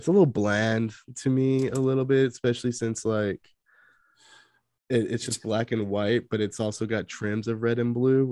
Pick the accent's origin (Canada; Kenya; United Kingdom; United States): United States; Inland Empire, California; moved away as an adult; now in Anaheim, United States; I grew up in the Inland Empire